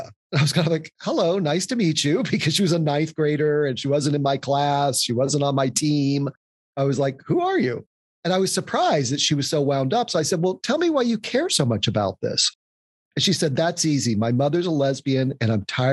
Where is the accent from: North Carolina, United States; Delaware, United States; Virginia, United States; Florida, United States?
North Carolina, United States; Louisville; now in New York City, United States; I was born and I grew up in what was then an unincorporated town called Louisville, North Carolina.